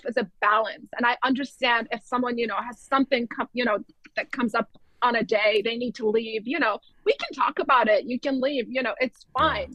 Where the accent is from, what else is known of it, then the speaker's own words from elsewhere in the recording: Iran; moved away; I'm from Iran. I grew up in a very military-like medical education system.